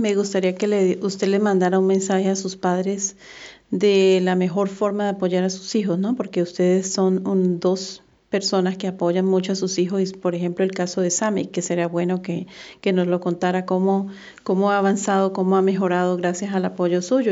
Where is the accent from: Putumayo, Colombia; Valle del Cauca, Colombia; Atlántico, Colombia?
Atlántico, Colombia; Barranquilla; yo soy de Barranquilla, Colombia